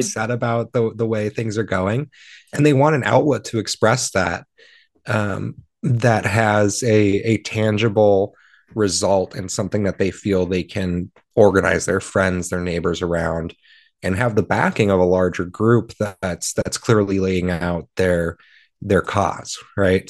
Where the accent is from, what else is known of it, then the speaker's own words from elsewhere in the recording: Marshall, Minnesota, United States; my hometown of Marshall